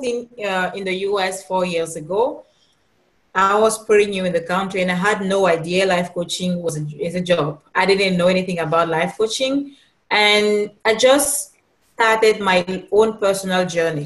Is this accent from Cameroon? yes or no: yes; Cameroon; now in Los Angeles, United States; I'm originally from Cameroon